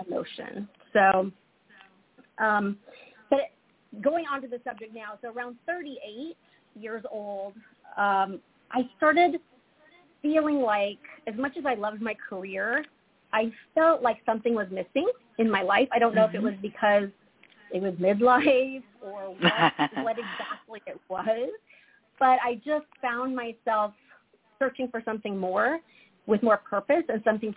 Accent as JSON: {"language": "English", "town": "Lincoln", "region": "Nebraska", "country": "United States", "tie": "born or raised there", "also_born_or_lived": "Omaha, Nebraska", "said": "I was born and raised in Nebraska, so I'm a Midwest girl at heart. I was born in Omaha. I was raised in Lincoln"}